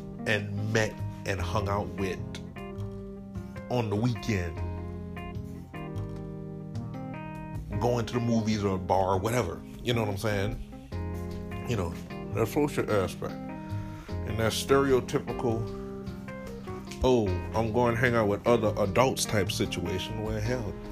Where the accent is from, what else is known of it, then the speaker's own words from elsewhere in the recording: New Iberia, Louisiana, United States; shout out to Westgate and shout out to New Iberia